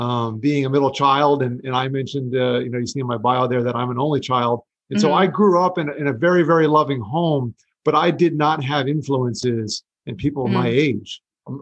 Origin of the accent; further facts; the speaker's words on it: Florida, United States; also born or lived in New York; I was born in New York and my parents moved down to Florida when I was just 3 years old in the 80s.